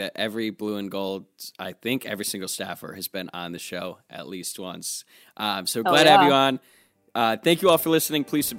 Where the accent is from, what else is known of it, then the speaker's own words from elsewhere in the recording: Kentucky, United States; Yeah, I'm from Kentucky, so it's actually